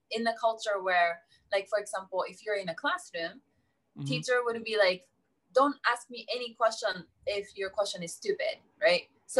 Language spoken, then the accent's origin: English; Japan; English is a second language; moved away as an adult; also born or lived in United States; growing up in Japan